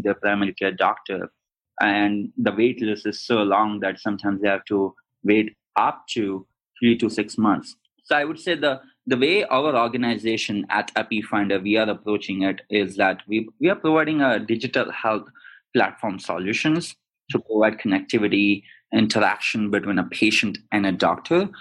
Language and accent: English; India; moved away as an adult; also born or lived in London / Sydney, Australia / Arizona; I'm originally from India, grew up there, studied in London and also in Australia, in Sydney, and then eventually came to Arizona